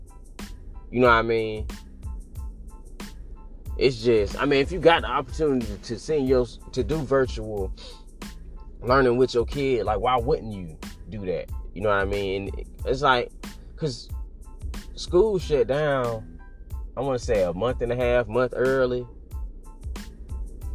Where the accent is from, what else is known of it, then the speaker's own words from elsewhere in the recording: United States; I'm American